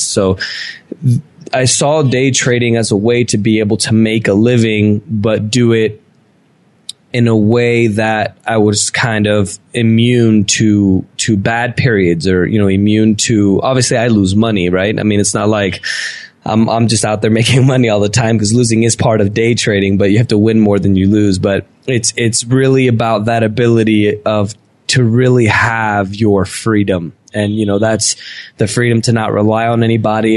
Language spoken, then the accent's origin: English; United States; moved away as an adult; also born or lived in Venezuela; now in Medellin, Colombia; I grew up in the States